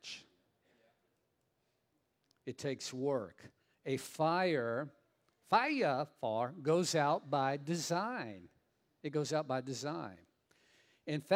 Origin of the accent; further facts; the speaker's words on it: Southern Louisiana, United States; I'm from Southern Louisiana